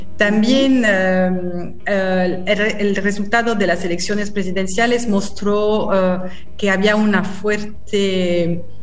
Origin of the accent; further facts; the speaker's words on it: France; Spanish is a second language; moved away as an adult; now in Argentina; yo soy francesa